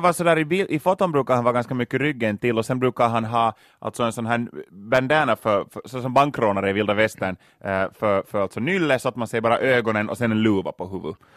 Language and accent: Swedish; Loviisa, Uusimaa, Finland; Lovisa i östra Jylland, mina hemtrakter